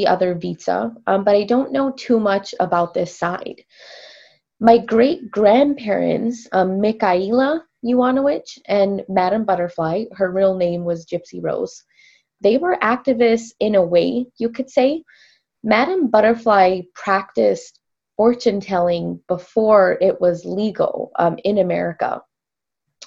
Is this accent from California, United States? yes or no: yes; California, United States; also born or lived in San Francisco / Los Angeles / Morro Bay; I am from California and have lived up and down the coast my whole life